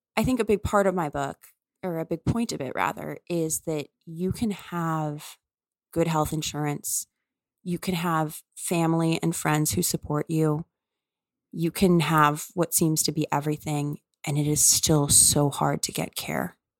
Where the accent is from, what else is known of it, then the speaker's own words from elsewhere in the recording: New Orleans, Louisiana, United States; moved away; I'm from New Orleans and I love New Orleans